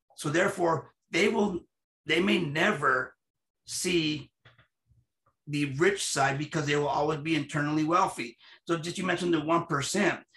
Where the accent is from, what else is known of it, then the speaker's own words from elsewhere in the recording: United States; I'm an American citizen with Latino ethnicity